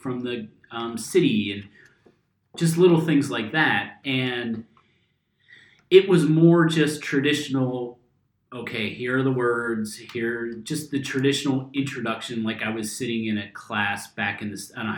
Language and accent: English; Ohio, United States; moved away as an adult; now in Germany; I'm from Ohio